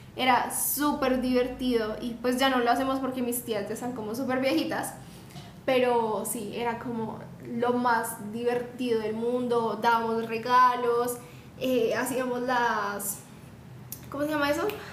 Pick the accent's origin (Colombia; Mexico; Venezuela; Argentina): Colombia; Bogotá; yo soy de Bogotá, pero mi familia es del Chocó